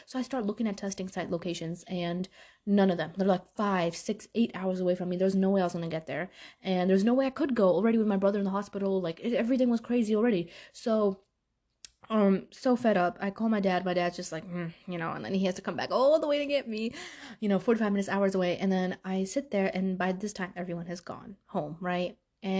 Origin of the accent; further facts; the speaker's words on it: Pakistan; I'm Pakistani. Okay. My parents will go send me anyway.